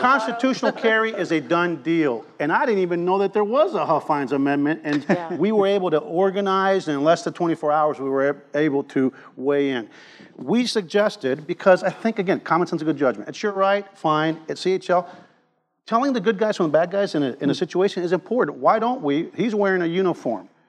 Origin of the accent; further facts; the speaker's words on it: Cuba; now in Texas, United States; I was born in Cuba